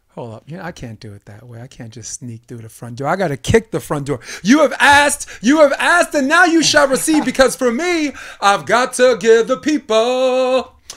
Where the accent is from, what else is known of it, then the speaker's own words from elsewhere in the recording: New York, United States; me being a New Yorker